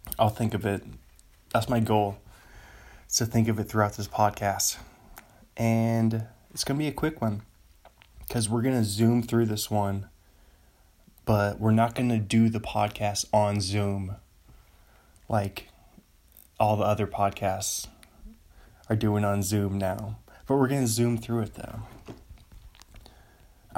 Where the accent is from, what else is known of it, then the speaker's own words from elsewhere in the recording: Seattle, Washington, United States; Seattle Mariners. My hometown team